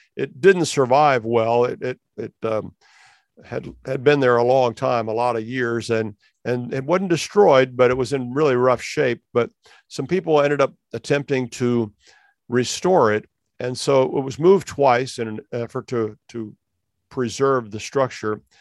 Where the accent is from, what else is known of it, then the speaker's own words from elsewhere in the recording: Ohio, United States; I have roots in Ohio because I was born in Ohio